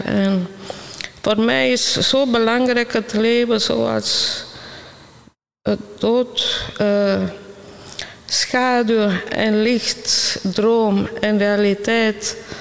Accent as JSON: {"language": "Dutch", "country": "Italy", "tie": "born or raised there", "moved": "yes", "said": "ik kom van Italië. Dus ik ben al eh, vroeg begonnen met schilderen. Ik was klein. En ik was, ik was in Italië elke dag geconfronteerd met schoonheid"}